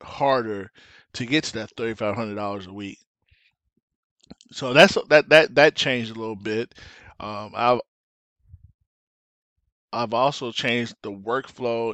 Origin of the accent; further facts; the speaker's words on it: Lansing, Michigan, United States; moved away as an adult; also born or lived in Detroit, Michigan; now in Arizona, United States; I was born and raised in Lansing, moved to Detroit in 98